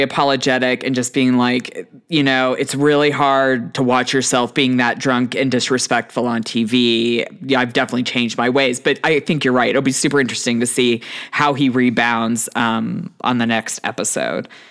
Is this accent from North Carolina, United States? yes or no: no; Houston, Texas, United States; I grew up in Texas